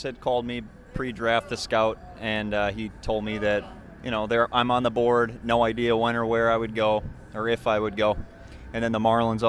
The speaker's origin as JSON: {"language": "English", "town": "Hortonville", "region": "Wisconsin", "country": "United States", "tie": "born or raised there", "also_born_or_lived": "Madison, Wisconsin", "said": "growing up in Hortonville, I love Hortonville"}